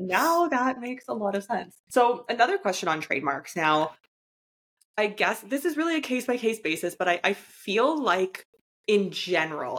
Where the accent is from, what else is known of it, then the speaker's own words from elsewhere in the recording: Canada; I'm from Canada